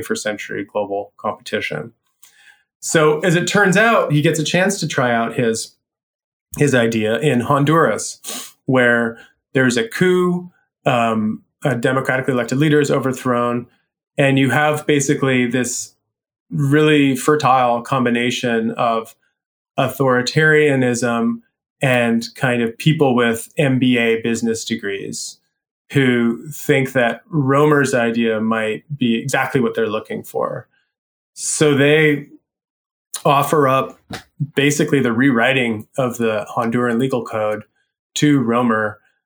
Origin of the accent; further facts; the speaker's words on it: Canada; I am Canadian personally